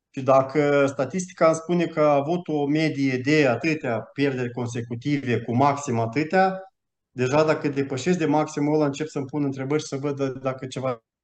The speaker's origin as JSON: {"language": "Romanian", "country": "Romania", "also_born_or_lived": "Malta", "moved": "as an adult", "lives_now": "Switzerland", "said": "am plecat din România în 2016, am mutat în Malta, după care în Elveția"}